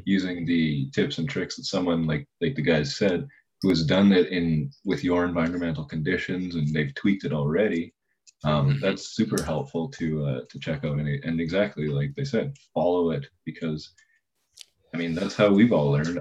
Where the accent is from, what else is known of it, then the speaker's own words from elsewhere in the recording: Canada; as a Canadian